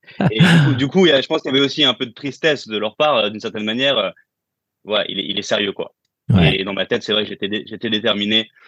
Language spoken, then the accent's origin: French; France; moved away as an adult; Euh, ça fait huit ans que j'ai quitté la France.